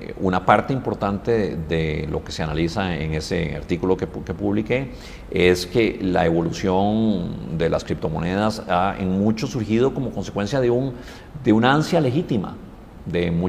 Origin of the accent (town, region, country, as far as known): Costa Rica